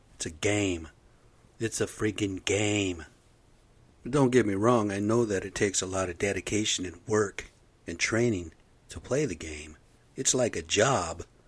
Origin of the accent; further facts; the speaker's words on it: United States; moved away; I'm American Indian, man. I'm off the rez. I've come from the reservation